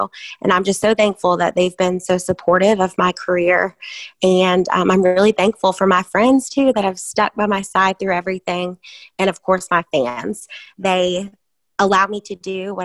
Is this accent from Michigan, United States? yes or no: no; Virginia, United States; moved away; I'm from Virginia